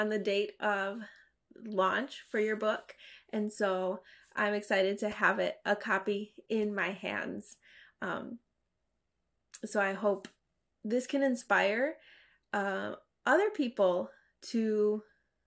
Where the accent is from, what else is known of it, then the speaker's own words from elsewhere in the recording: United States; growing up in America and being assimilated